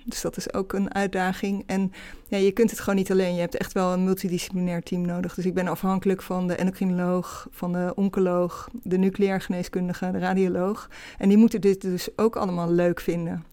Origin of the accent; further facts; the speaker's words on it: Rotterdam, South Holland, Netherlands; moved away as an adult; also born or lived in Amsterdam; ik ben opgegroeid in Rotterdam, omgeving Rotterdam